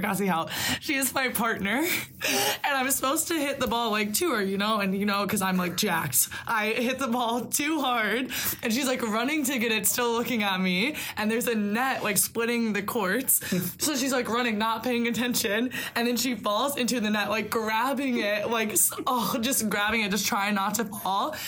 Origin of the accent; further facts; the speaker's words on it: Solon, Iowa, United States; I'm from Solon, Iowa.